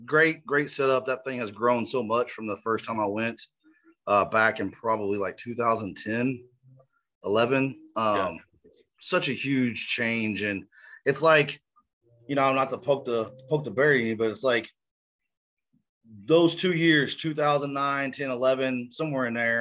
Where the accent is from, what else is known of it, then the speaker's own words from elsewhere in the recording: Tulsa, Oklahoma, United States; Tulsa, Oklahoma, one of pretty much my hometown.